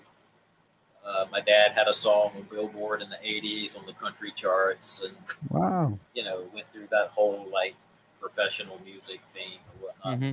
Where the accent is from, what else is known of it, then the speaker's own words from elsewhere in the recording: Pawleys Island, South Carolina, United States; moved away; I'm originally from Pawleys Island.